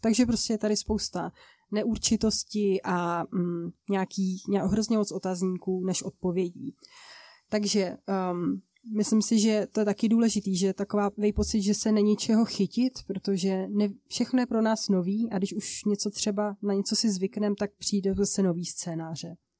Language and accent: Czech; České Budějovice, South Bohemian Region, Czechia; now in Ostrava, Czech Republic; jsem původem z jižních Čech, z Českých Budějovic, ale teďka v současné době žiju v Ostravě